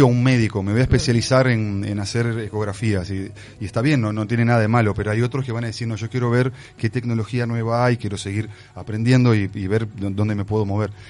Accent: Brazil; moved away; also born or lived in Uruguay; fui criado en Brasil

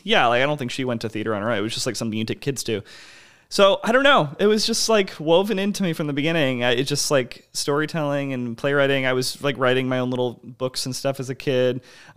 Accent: Silver Spring, Maryland, United States; it's I was growing up in Silver Spring, Maryland, and there was this theater there that's still there now.

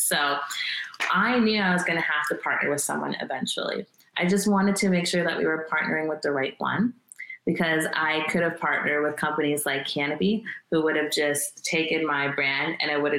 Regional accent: Canada; I am Canadian

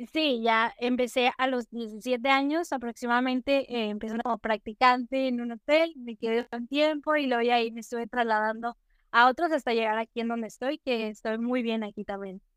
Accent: Nuevo León, Mexico; soy de México, específicamente del estado de Nuevo León, muchos lo conocen como Monterrey

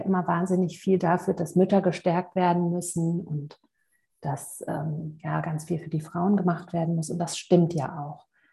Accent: Hamburg, Germany; moved away; aus Hamburg, meiner alten Heimat

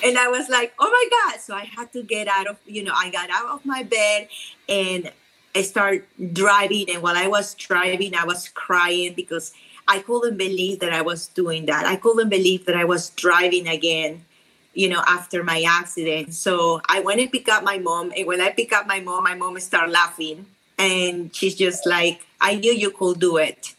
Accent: Peru; accent: South American; English is a second language; moved away as an adult; also born or lived in Lima, Peru; now in Dallas, United States; I am from Peru, so my accent is very strong

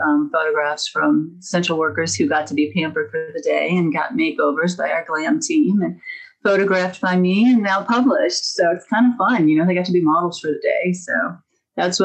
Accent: Midwest, United States; I'm from the Midwest

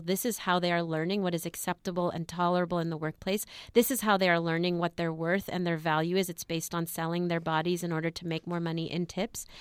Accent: Los Angeles, California, United States; I grew up in East L A, um, east of East L

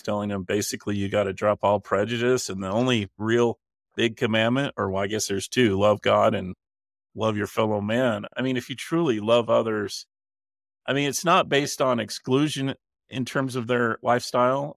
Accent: Utah, United States; the way I was raised and my culture that I grew up in in Utah

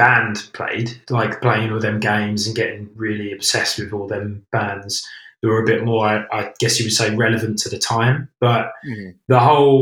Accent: United Kingdom; because I'm British

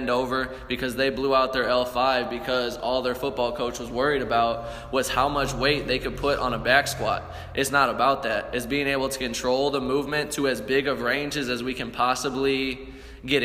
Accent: St. Louis, Missouri, United States; We're from St. Louis, we're from the show me state

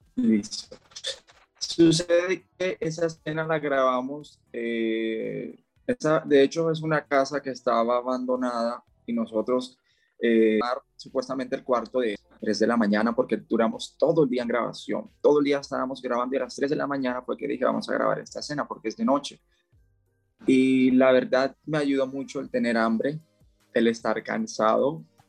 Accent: Barranquilla, Atlántico, Colombia; moved away as an adult; now in Cali, Colombia; yo soy de Barranquilla, Colombia, aunque actualmente vivo en Cali

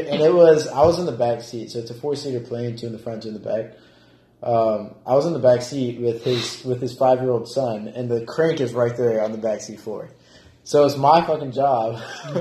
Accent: Auburn, Alabama, United States; moved away; my hometown, Auburn, in Alabama

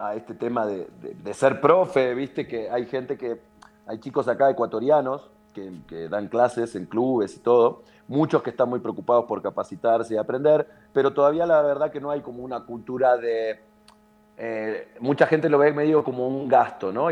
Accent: Villa Ballester, Buenos Aires Province, Argentina; Ballester, San Martín, que es de donde soy yo.

